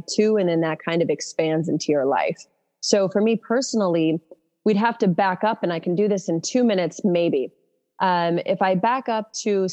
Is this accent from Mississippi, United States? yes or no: no; Utah, United States; moved away as an adult; also born or lived in New York; now in Austin, United States; moved back to Utah